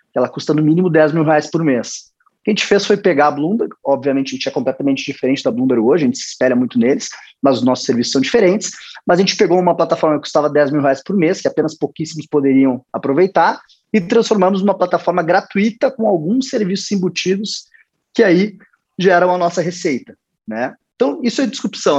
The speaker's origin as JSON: {"language": "Portuguese", "region": "Rio Grande do Sul", "country": "Brazil", "said": "Sou gaúcho, sou gremista."}